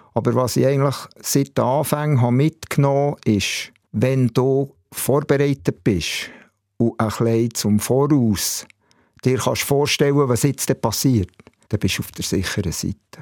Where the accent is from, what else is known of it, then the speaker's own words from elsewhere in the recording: Bern, Switzerland; Ich bin in der Tiefenau im Areckli aufgewachsen, in Bern